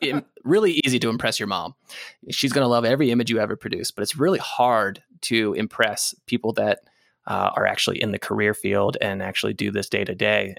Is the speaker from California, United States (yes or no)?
no; Gettysburg, Pennsylvania, United States; moved away; I grew up in a small town, Gettysburg, Pennsylvania